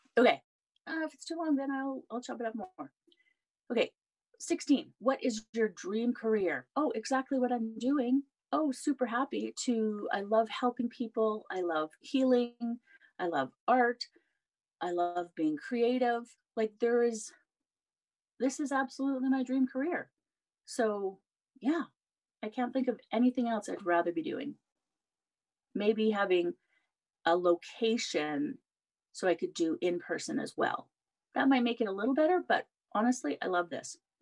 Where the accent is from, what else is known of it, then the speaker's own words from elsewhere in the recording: Canada; I'm Canadian